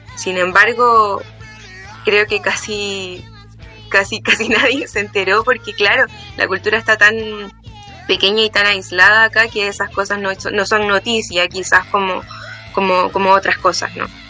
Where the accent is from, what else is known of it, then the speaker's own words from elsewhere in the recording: Antofagasta, Chile; moved away as an adult; now in Santiago, Chile; estudié aquí en Antofagasta, en el Liceo Domingo Herrera Rivera, y en el año 2018 me mudé a la ciudad de Santiago